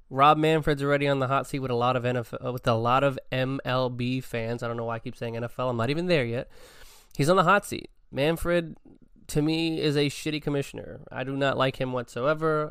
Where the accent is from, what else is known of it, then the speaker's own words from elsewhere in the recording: New York City, New York, United States; being born and raised in the Bronx